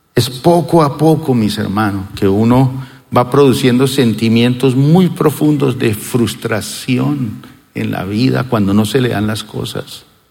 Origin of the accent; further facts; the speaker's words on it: Colombia